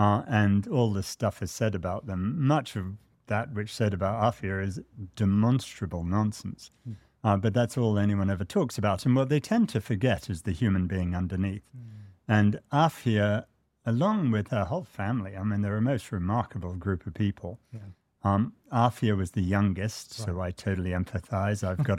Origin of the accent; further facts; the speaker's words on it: United States; I'm really quite ashamed as an American that my country has tortured so many people.